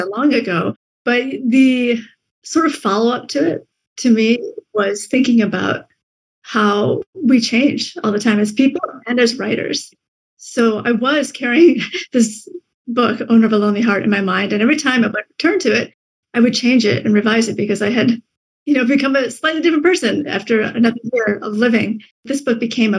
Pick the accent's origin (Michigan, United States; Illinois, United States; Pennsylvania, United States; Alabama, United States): Michigan, United States; also born or lived in Vietnam; it was a strange place to live in the Midwest, growing up